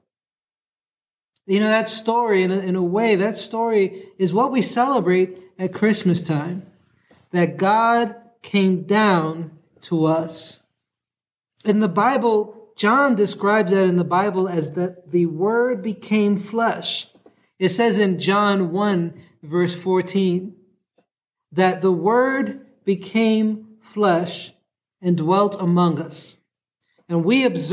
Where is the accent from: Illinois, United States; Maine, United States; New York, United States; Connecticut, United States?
New York, United States; New York City; now in San Diego, United States; I'm from New York City